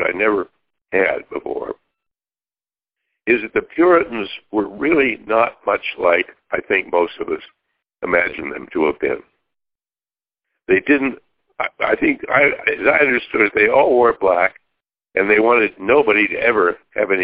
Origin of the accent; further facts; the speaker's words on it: Pittsburgh, Pennsylvania, United States; Pittsburgh is my hometown.